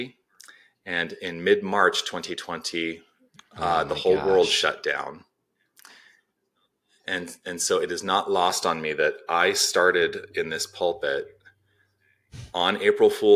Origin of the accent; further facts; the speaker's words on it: Tucson, Arizona, United States; moved away as an adult; also born or lived in Los Angeles / Toronto; I was born and raised in Tucson.